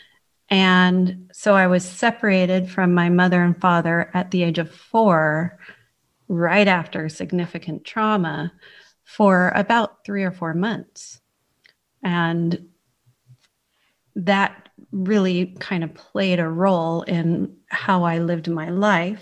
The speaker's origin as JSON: {"language": "English", "town": "San Francisco", "region": "California", "country": "United States", "tie": "born or raised there", "moved": "as an adult", "lives_now": "Cheltenham, United Kingdom", "said": "I was born in San Francisco, California"}